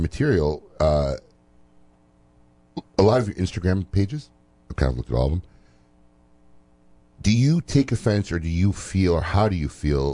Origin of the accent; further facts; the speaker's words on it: Chicago, Illinois, United States; now in Florida, United States; I'm from Chicago